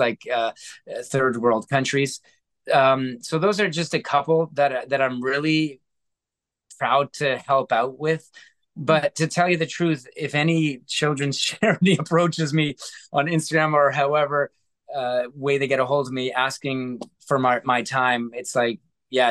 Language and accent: English; Canada; as a Canadian kid